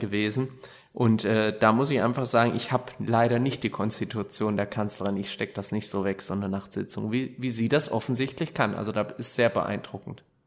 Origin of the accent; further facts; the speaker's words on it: Gelnhausen, Hesse, Germany; ich habe den lieben Gott und meine Heimatstadt immer bei mir, egal wo ich bin